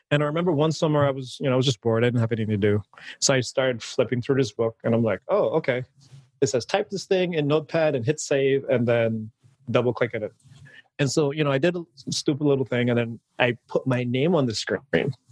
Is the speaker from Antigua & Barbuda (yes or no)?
yes; Antigua & Barbuda; moved away as an adult; originally, I'm from the Caribbean. I was born and raised in an island called Antigua. And you know, I lived there for about, I want to say the first like 19 years of my life.